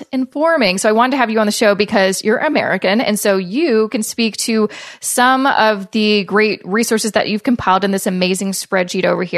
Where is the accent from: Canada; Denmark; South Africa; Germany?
Canada; being Canadian